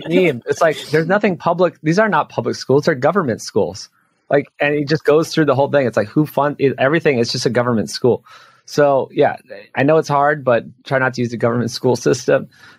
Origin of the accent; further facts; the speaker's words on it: Hawaii, United States; moved away; I'm from Hawaii. I go back often